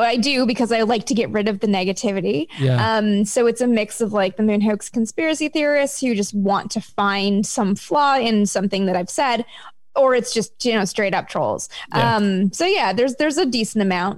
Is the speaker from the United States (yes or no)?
no; Canada; I'm from Canada